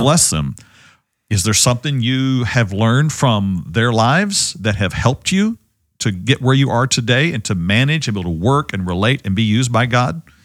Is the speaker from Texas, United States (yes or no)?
yes; Ovilla, Texas, United States; I grew up with Wayne, uh, as friend and, uh, and mentor here in Ovilla back in the day